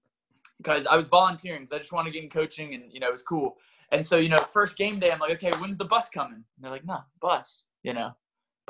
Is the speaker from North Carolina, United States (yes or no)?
yes; North Carolina, United States; also born or lived in Brooklyn, New York; now in New York City, United States; I grew up in North Carolina